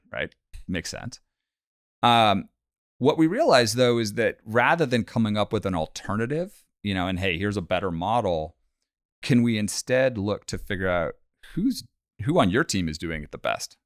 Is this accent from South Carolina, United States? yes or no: no; Bay Area, California, United States; born and raised in the Bay Area in California